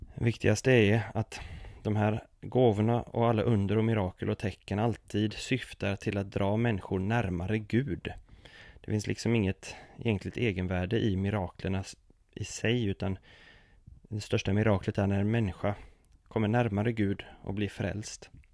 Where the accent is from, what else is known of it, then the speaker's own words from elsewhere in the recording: Sweden; min uppväxt inom oasrörelsen i Sverige